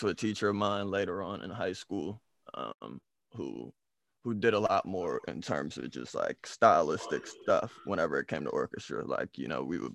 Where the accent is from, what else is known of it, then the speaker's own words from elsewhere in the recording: Oklahoma City, Oklahoma, United States; moved away; also born or lived in DMV area; growing up in Oklahoma